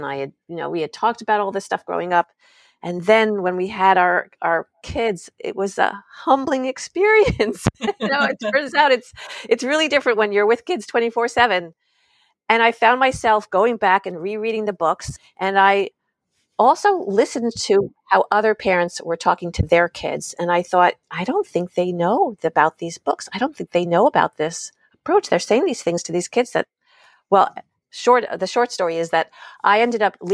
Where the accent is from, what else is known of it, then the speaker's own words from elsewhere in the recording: suburb of New York City, United States; now in California, United States; I grew up on the East Coast in the suburb of New York City